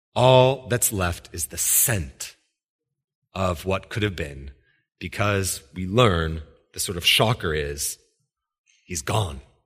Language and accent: English; Washington, United States; I was from Washington